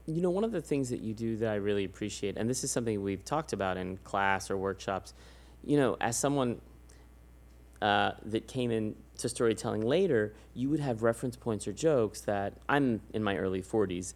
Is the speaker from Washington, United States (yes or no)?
no; San Antonio, Texas, United States; moved away; I'm from San Antonio